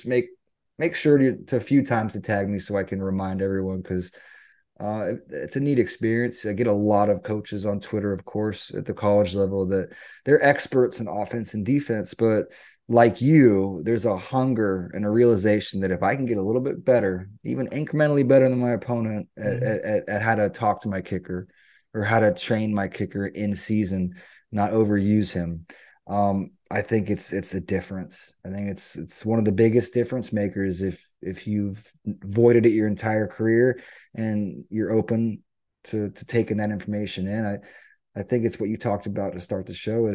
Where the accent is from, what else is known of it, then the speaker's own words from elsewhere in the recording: United States; as an American coach